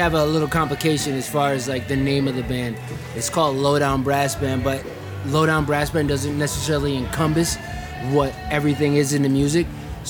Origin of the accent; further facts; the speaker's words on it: New York, United States; Well, I'm from New York, so...